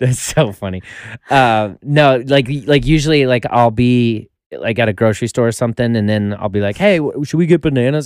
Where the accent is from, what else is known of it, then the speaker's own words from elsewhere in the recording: Colorado, United States; also born or lived in Florida; now in Los Angeles, United States; originally Colorado